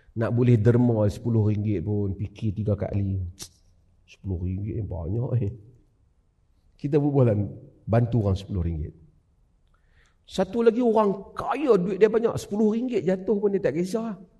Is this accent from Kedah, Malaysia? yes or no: yes; Kedah, Malaysia; saya orang Ustaz Kedah